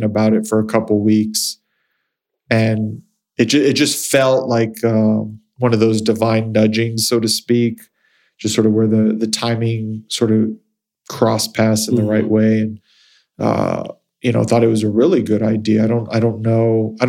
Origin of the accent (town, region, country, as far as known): Las Cruces region, New Mexico, United States; born or raised there; moved away as an adult; also born or lived in Philadelphia / San Diego / Europe